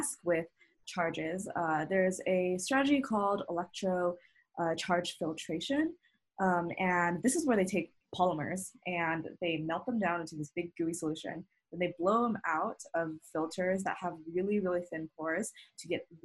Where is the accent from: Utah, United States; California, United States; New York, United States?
Utah, United States; I'm from Utah and helping out where my home is